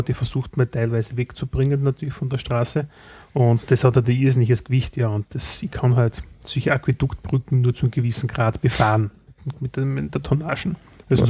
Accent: Styria, Austria; bei uns in der Steiermark

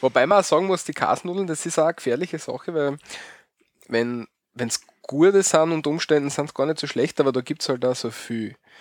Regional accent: Austria; bei uns in Österreich

